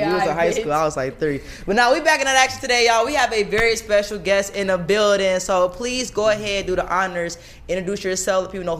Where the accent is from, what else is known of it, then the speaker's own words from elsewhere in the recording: Cincinnati, Ohio, United States; Tuhvon is my baby, y'all, from my hometown, Cincinnati, so we go way back